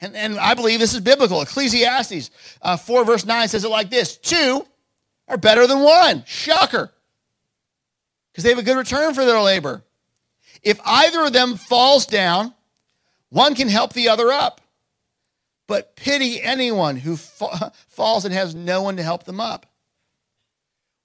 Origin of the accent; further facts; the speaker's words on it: Lewes, Delaware, United States; also born or lived in Missouri / Boston; We grew up here in Lewis, went off to school.